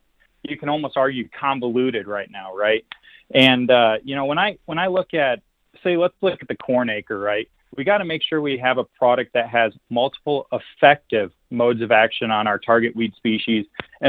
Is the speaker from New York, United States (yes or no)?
no; Wisconsin, United States; also born or lived in Missouri; now in Iowa, United States; I come from Wisconsin and Missouri. And I can finally say spray black dirt now that I live in Iowa.